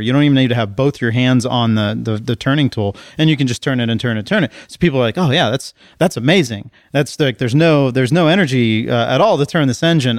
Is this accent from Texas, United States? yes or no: yes; College Station, Texas, United States; I grew up in College Station, Texas